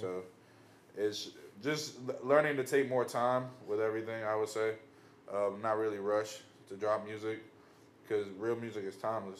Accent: Venezuela; English is a second language; now in United States; when I came here, there wasn't really no role models. It's like, yo, I came from Venezuela

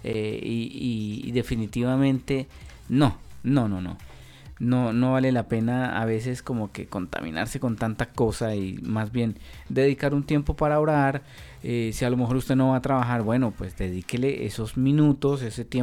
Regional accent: Chile; sino todos somos compatriotas, todos somos chilenos y entre todos vamos a salir de esta y nos ayudamos, nos, apoyamos.

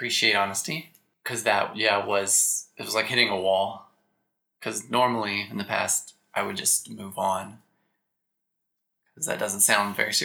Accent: Kinder, Louisiana, United States; It's called Kinder. It's in Southwest Louisiana

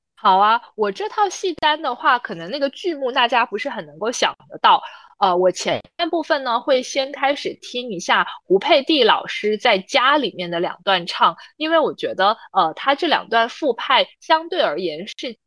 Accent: Guangzhou, Guangdong, China; 我是来自广州的

